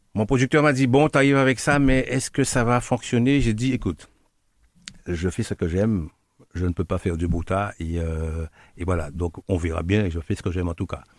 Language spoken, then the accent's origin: French; Guadeloupe; also born or lived in Martinique; je suis Guadeloupéen, né à Guadeloupe, de par Guadeloupéen